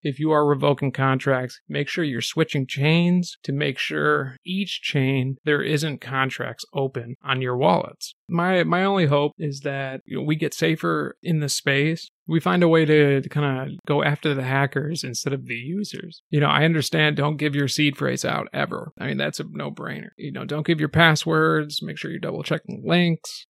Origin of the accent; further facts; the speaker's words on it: New England, United States; I grew up in New England and on the East Coast.